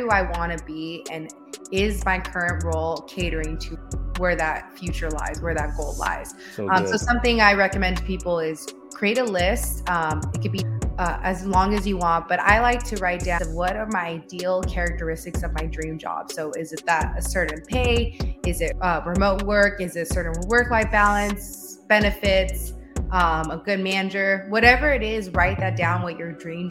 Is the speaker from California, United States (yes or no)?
yes; San Fernando, California, United States; I grew up in San Fernando Valley. So in a small city in San Fernando